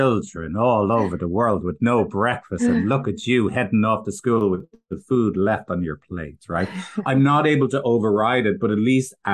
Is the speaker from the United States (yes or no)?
no; Ireland; I did grow up in a Irish, I'm from Ireland, like going to the farm as a kid